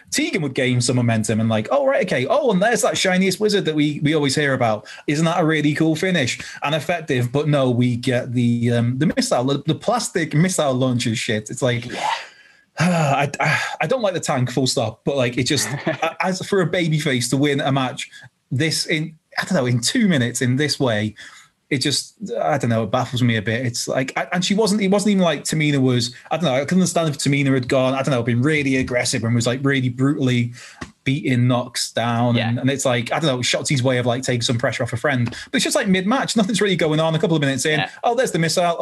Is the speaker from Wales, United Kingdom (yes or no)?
yes; Wales, United Kingdom; as a Welshman